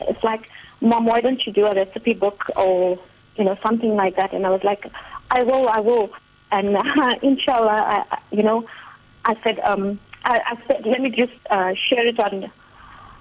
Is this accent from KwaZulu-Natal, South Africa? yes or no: yes; Durban, KwaZulu-Natal, South Africa; I'm from Durban